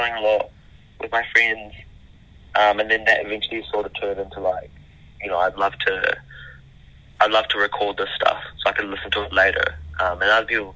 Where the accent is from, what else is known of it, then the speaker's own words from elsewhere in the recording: Wellington, New Zealand; also born or lived in Bangladesh; I was born in Bangladesh, and I moved to New Zealand when I was very young.